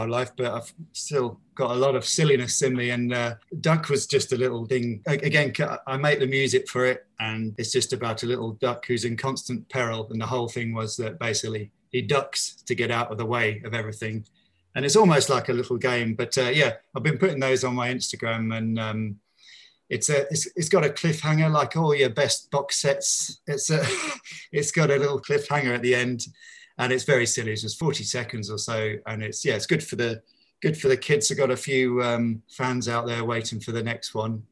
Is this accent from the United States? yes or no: no; Bedfordshire, East of England, United Kingdom; now in London, United Kingdom; I'm originally from Bedfordshire